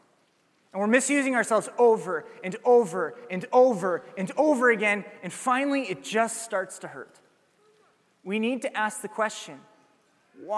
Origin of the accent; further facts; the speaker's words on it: Ames, Iowa, United States; I'm from Ames. It's home